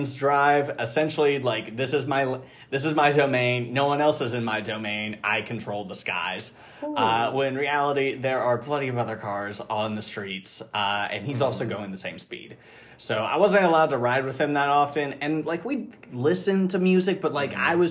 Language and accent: English; Kansas City, Missouri, United States; grew up in Kansas City my whole life.